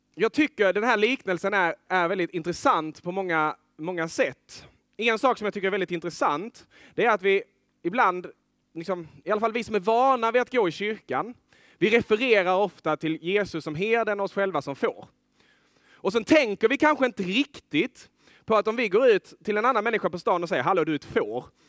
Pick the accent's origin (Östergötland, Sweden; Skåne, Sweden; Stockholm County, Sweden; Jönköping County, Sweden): Skåne, Sweden; Lerberget; moved away as an adult; jag är uppvuxen vid kusten, i Lerberget